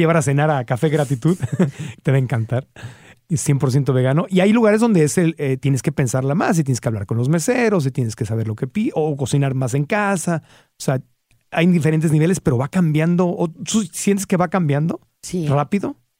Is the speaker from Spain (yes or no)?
no; Tijuana, Baja California, Mexico; crecí en Tijuana